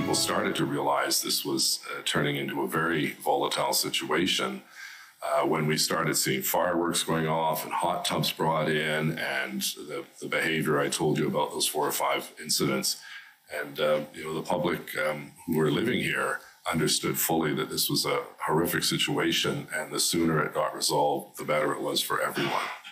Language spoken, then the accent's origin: English; Quebec, Canada; growing up in Quebec